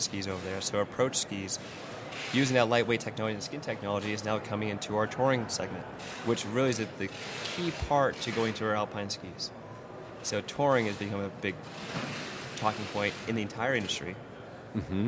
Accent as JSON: {"language": "English", "region": "East Coast", "country": "United States", "tie": "born or raised there", "moved": "as an adult", "said": "growing up in the East Coast, uh, for so many years ski racing"}